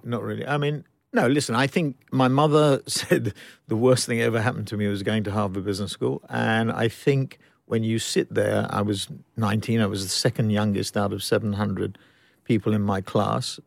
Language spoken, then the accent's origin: English; London, United Kingdom; I was born up in the, eh, born in the ghetto in northwest London, uh, midway between, I guess, Golders Green and Mill Hill, but then we graduated to Mill Hill.